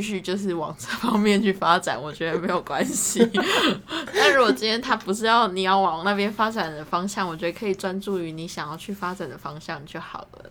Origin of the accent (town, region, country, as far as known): Taiwan; first language Chinese